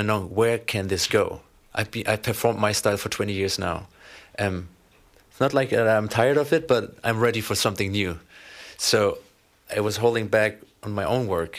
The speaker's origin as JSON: {"language": "English", "country": "Germany", "tie": "born or raised there", "moved": "as an adult", "lives_now": "Los Angeles, United States", "said": "I was born and raised in Germany, but moved to Los Angeles 3 years ago, where we"}